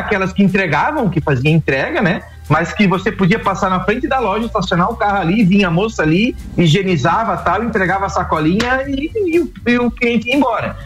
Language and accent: Portuguese; Rio do Sul, Santa Catarina, Brazil; aqui em Rio do Sul, porque eu tô em Rio do Sul, sou do Rio do Sul